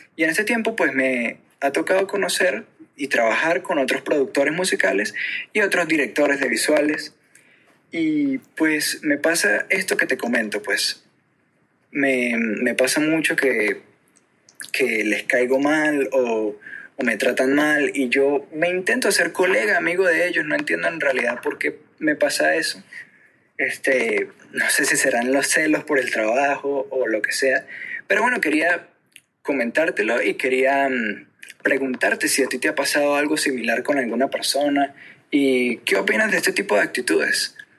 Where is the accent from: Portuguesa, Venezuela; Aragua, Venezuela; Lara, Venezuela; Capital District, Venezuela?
Aragua, Venezuela; Maracay; soy de Maracay, Aragua